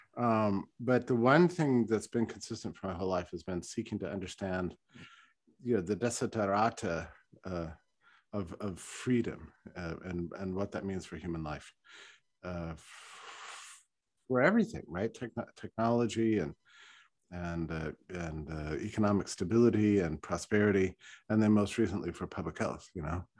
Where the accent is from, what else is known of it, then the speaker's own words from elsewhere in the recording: Texas, United States; I was raised in Texas